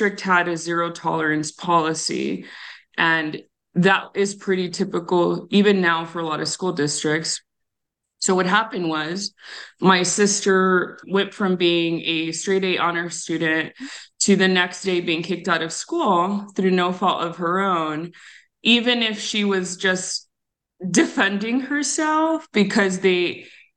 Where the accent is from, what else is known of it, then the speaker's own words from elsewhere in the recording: Tucson, Arizona, United States; I grew up on the south side of Tucson